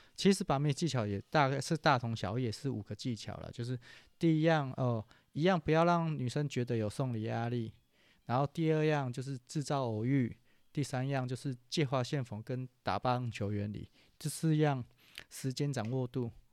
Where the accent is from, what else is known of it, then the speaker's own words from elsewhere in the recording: Taichung, Taiwan; 因为我是中部人